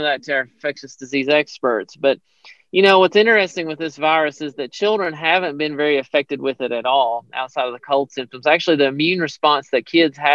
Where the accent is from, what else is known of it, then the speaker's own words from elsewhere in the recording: Hyden, Kentucky, United States; moved away as an adult; I grew up in Hyden, Kentucky, so I'm very familiar with that area